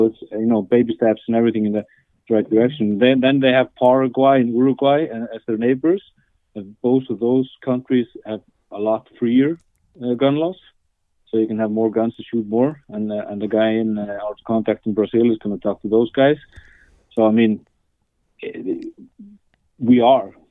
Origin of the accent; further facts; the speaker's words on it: Iceland; now in Norway; I'm from Iceland